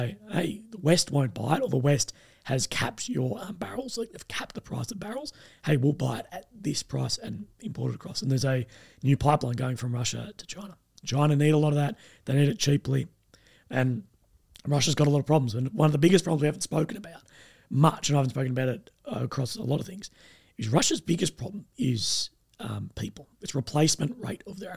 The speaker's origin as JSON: {"language": "English", "country": "Australia", "said": "myself as an Australian YouTuber"}